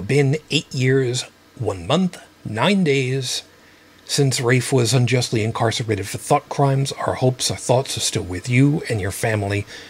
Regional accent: United States

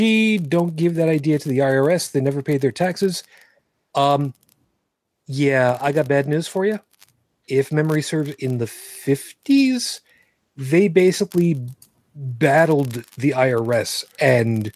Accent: Long Island, New York, United States; when I was growing up on Long Island

